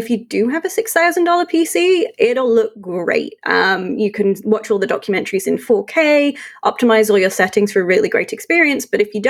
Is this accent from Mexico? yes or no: no; United Kingdom; When I play as the English, having grown up in the UK, those buildings make me feel homesick because they're so spot on.